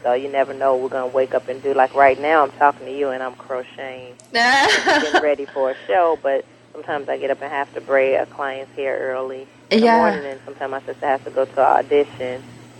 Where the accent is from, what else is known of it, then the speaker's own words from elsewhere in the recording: Chicago, Illinois, United States; Born and raised in Chicago.